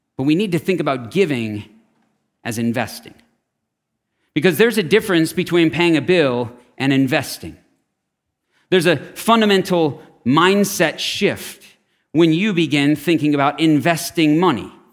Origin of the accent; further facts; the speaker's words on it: Scottsdale, Arizona, United States; I grew up in Scottsdale.